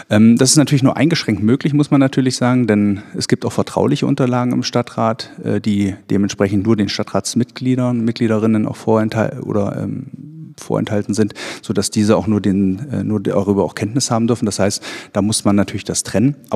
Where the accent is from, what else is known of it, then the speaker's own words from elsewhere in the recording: Ballenstedt, Saxony-Anhalt, Germany; Ich bin in Ballenstedt selber aufgewachsen, äh, bin auch selber hier zur Schule gegangen. Meine Familie äh, wohnt hier in Ballenstedt